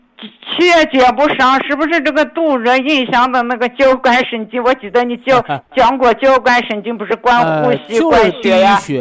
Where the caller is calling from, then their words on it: Lanzhou, Gansu, China; 我是兰州的。